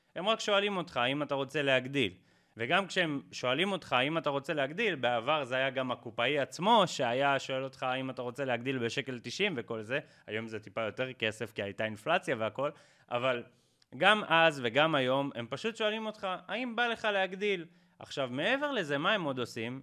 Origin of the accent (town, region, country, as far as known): Israel